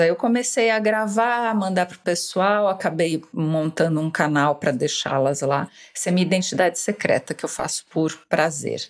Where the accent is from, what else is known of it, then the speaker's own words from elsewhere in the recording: São Paulo, Brazil; moved away as an adult; Eu sou escritora, tenho 55 anos, nasci em São Paulo